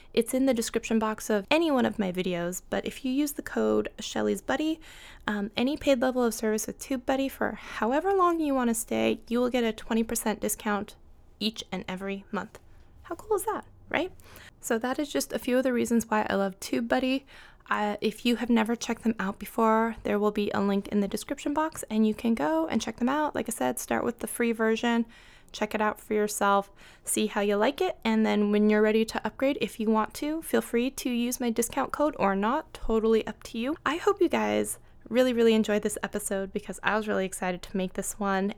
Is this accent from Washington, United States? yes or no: yes; Seattle, Washington, United States; I'm from Seattle